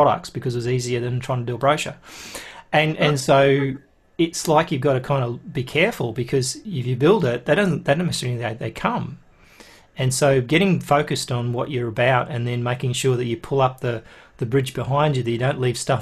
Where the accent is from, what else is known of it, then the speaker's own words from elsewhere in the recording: Australia; I'm Australian